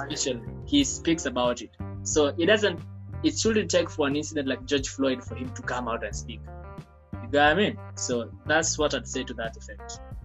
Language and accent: English; Kenya